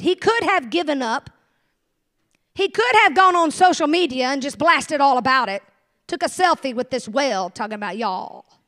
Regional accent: the South, United States; I'm from the South

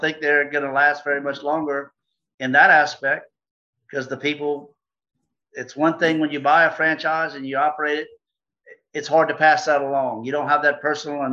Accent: Louisiana, United States; we're from Louisiana

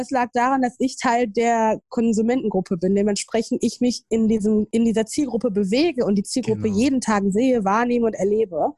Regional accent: Ruhr area, North Rhine-Westphalia, Germany; moved away as an adult; also born or lived in Essen / Ghana / New York; now in Berlin, Germany; ich bin also eine Pottpflanze, ich komme aus dem Ruhrpott

